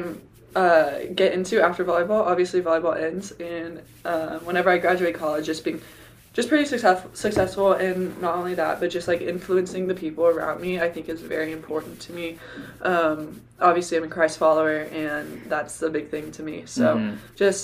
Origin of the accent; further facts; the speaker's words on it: Texas, United States; I'm a Texan